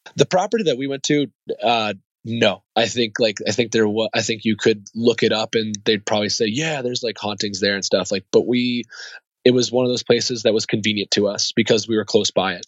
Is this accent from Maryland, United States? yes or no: yes; Columbia, Maryland, United States; also born or lived in Bremerhaven, Germany / Bad Kreuznach, Germany; I grew up in Maryland. I grew up out in Columbia at, at, after that until I was 18